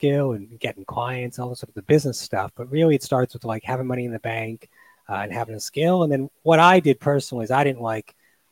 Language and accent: English; Toronto, Ontario, Canada; moved away as an adult; also born or lived in United Kingdom / Australia; I'm from Toronto, where I'm based again right now